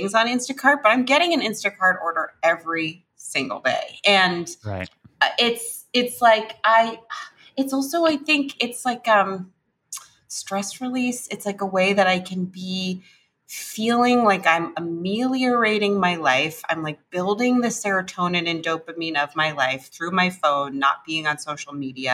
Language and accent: English; New York City, New York, United States; I grew up in New York City.